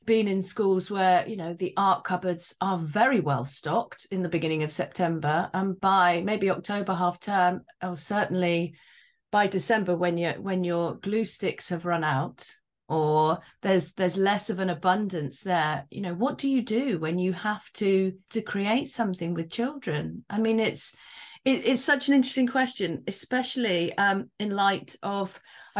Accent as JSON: {"language": "English", "region": "England", "country": "United Kingdom", "tie": "born or raised there", "said": "I was born in England"}